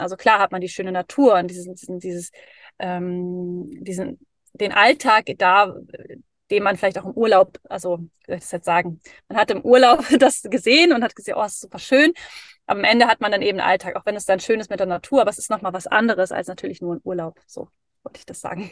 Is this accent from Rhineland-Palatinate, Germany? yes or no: no; Dithmarschen, North Sea coast, Schleswig-Holstein, Germany; moved away as an adult; also born or lived in Hamburg; now in Norway; ich bin eigentlich an der Nordsee aufgewachsen, in so einem kleinen, in so einer kleinen Stadt